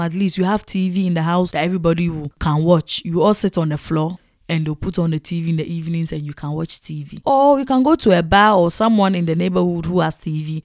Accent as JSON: {"language": "English", "country": "Ghana", "tie": "born or raised there", "moved": "yes", "lives_now": "Netherlands", "said": "I was coming from Ghana to the Netherlands."}